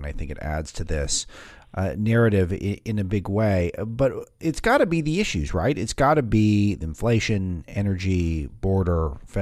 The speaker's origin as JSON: {"language": "English", "town": "Los Angeles", "region": "California", "country": "United States", "tie": "born or raised there", "said": "my hometown's L.A."}